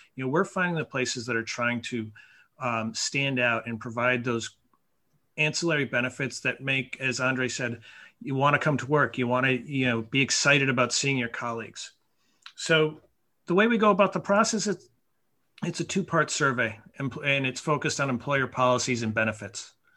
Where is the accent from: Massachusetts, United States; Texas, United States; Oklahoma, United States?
Massachusetts, United States; Mount Tom; moved away as an adult; also born or lived in New York; I got hired at the ski area in my hometown, uh, Mount Tom. And I was 14